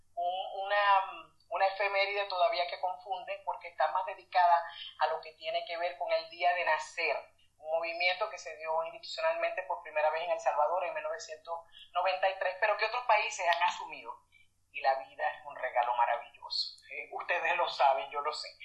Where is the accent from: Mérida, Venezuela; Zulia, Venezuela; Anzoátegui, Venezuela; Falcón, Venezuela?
Zulia, Venezuela; Maracaibo; moved away as an adult; now in Mexico; nací por fortuna en Venezuela. Eh, con más bendición en Maracaibo